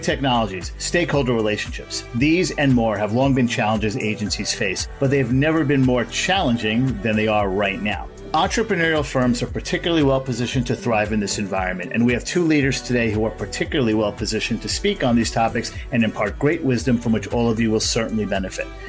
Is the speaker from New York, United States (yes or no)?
yes; New York, United States; I'm a New Yorker, an American